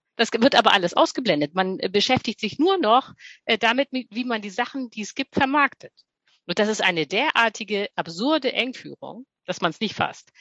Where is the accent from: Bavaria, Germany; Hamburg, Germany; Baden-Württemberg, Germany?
Hamburg, Germany; moved away as an adult; now in Berlin, Germany; ich komme eigentlich ursprünglich aus Hamburg, lebe jetzt aber in Berlin